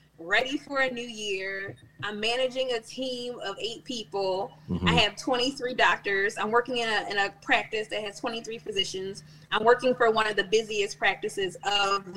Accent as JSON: {"language": "English", "town": "Philadelphia", "region": "Pennsylvania", "country": "United States", "tie": "born or raised there", "accent": "Philly", "said": "I'm born and raised in Germantown. I still live in Germantown"}